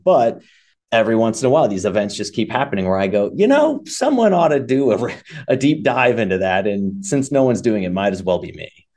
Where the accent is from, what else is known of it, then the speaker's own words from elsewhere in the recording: Chicago, Illinois, United States; moved away as an adult; also born or lived in Austin, Texas; now in Brown County, Indiana, United States; I grew up in Illinois, uh, in the Chicago area and lived in Chicago for a long